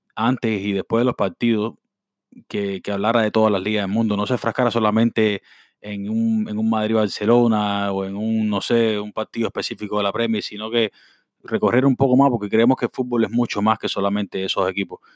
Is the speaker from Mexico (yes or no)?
no; Cuba; todos somos cubanos